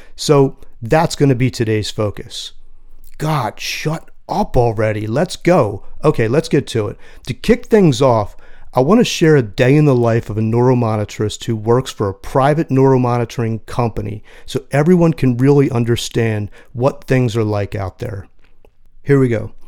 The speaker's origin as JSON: {"language": "English", "town": "Philadelphia", "region": "Pennsylvania", "country": "United States", "tie": "born or raised there", "said": "my hometown of Philly"}